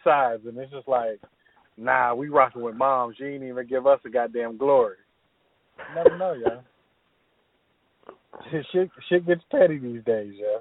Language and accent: English; Charlotte, North Carolina, United States; I am from Charlotte